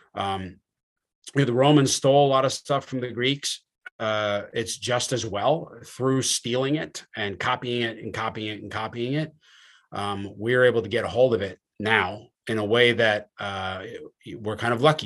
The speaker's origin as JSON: {"language": "English", "region": "New Jersey", "country": "United States", "said": "I'm from New Jersey"}